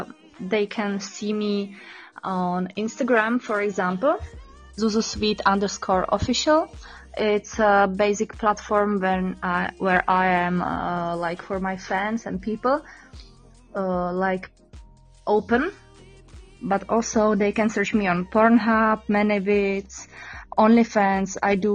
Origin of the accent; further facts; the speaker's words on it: Czechia; English is a second language; also born or lived in Prague; Yeah, I was born in Czech by the mountains. So I'm basically a mountain girl, but right now I'm living in the capital city of Czech Republic in Prague.